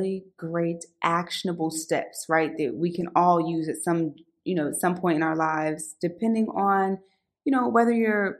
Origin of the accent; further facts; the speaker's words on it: Philadelphia, Pennsylvania, United States; back when I was growing up in Philly